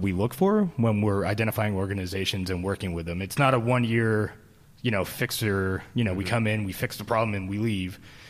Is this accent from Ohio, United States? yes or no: no; Philadelphia, Pennsylvania, United States; also born or lived in Cleveland / Los Angeles / San Francisco Bay Area; now in Boise, United States; Philadelphia to Cleveland to Los Angeles to San Francisco Bay Area. But San Francisco, I was in for 21 years, and so that's what home. I consider home.